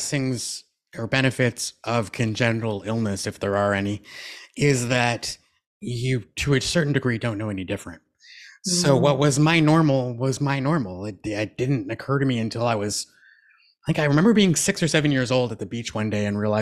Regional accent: Moncton, New Brunswick, Canada; moved away as an adult; also born or lived in Toronto, Ontario; I'm from a family of six. So my three younger brothers and my mom stayed home in Moncton.

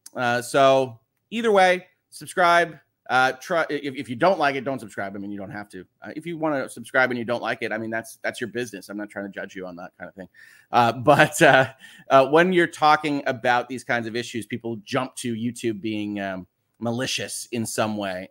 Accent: United States; I am an American

